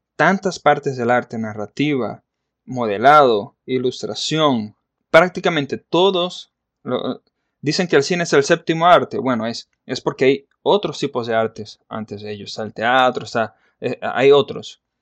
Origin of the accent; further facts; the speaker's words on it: Maracaibo, Zulia, Venezuela; Yo soy venezolano, nacido en la ciudad de Maracaibo en el año de 1983.